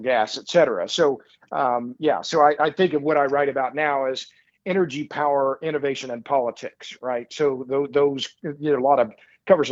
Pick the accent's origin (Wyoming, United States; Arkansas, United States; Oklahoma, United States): Oklahoma, United States; Tulsa; I'm born and raised in Tulsa, which for about 20 minutes was known as the oil capital of the world